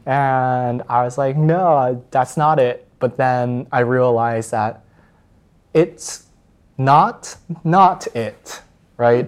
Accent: Plano, Texas, United States; grew up in Dallas, and then I was part of this, like, rather competitive suburb

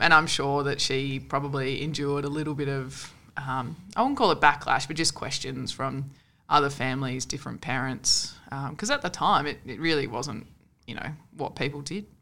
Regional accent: Sunshine Coast, Queensland, Australia; so I'm from Queensland. Uh, grew up on the Sunshine Coast

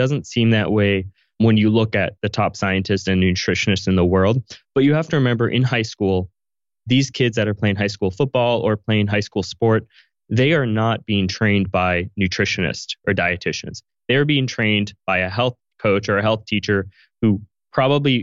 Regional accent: Chicago, Kansas, Midwest, United States; I've lived everywhere throughout the US. So I'll take you through my story, but I grew up in Chicago and lived in Kansas for 10 years. So I grew up in the Midwest

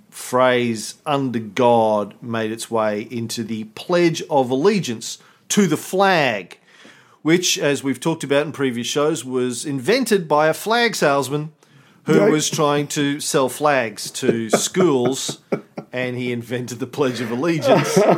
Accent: Scotland, United Kingdom; no, my mama, my mama ne- never gave no birth to no fool. I'm a Scotsman.

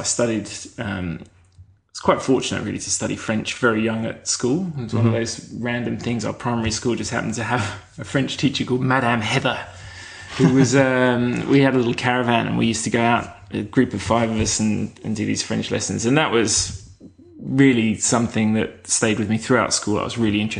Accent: Kent, South East England, United Kingdom; moved away as an adult; now in Melbourne, Australia; I grew up in Kent in south of England

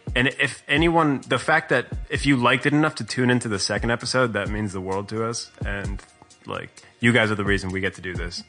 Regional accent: South Florida, United States; I'm I'm from Florida, and uh, South Florida specifically

